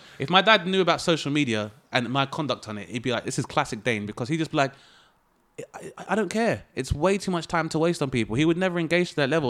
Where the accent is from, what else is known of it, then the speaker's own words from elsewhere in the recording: London, United Kingdom; my spot was, uh, Lewisham, Southeast London.